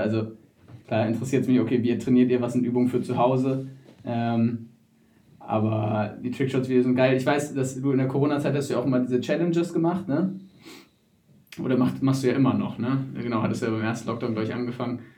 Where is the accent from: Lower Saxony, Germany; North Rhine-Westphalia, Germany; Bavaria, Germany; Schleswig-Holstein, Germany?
Schleswig-Holstein, Germany; Wedel; ich komme aus Wedel